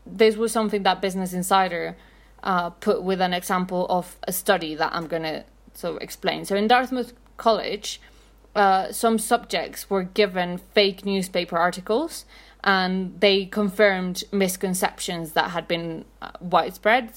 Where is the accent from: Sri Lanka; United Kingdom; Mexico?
Mexico; Mexico City; I'm from Mexico City